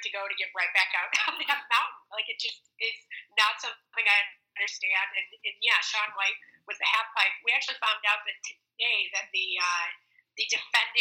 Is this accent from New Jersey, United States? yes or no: no; Chicago, Illinois, United States; as a Chicagoan